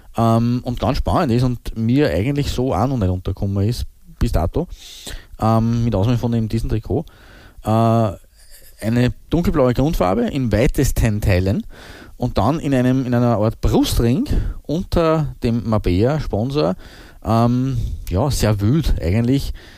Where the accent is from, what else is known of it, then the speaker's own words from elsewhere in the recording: Austria; wir sind Österreicher